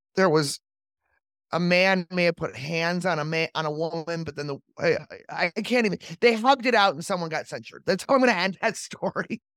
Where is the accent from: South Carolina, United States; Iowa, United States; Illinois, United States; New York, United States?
Illinois, United States; Chicago; as a Chicagoan